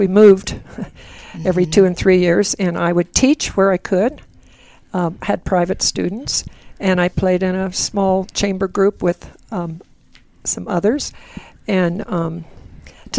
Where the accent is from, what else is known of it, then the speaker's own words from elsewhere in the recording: Salem, Illinois, United States; also born or lived in Olney, Illinois; I was born in Olney, Illinois, next to Salem, Illinois, where I grew up